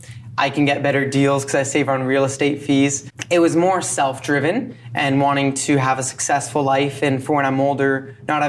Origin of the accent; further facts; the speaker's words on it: London, Ontario, Canada; I'm from London, Ontario